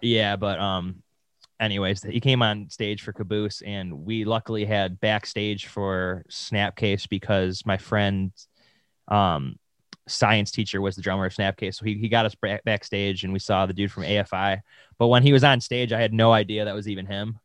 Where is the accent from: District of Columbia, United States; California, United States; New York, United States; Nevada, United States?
New York, United States; Williamsville; Williamsville over here